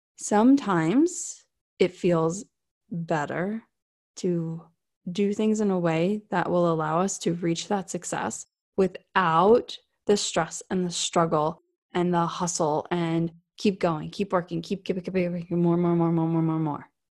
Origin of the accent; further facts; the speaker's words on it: South Florida, United States; I grew up in South Florida.